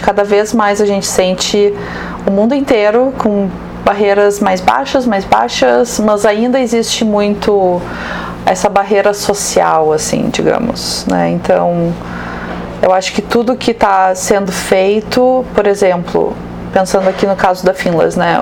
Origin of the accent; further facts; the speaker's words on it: Rio Grande do Sul, Brazil; sou gaúcha